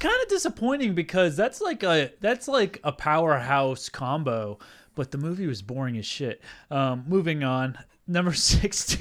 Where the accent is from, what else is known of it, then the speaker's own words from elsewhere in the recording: Southern New Hampshire, United States; moved away; I grew up in Southern New Hampshire